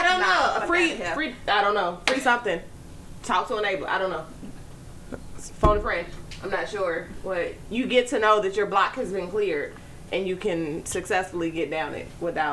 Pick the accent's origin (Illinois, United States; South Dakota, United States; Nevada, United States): Illinois, United States; Chicago; As a Chicagoan